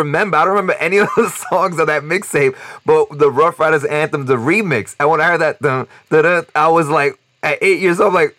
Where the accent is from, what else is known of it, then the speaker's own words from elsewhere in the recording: New York City, New York, United States; moved away; We're all from New York City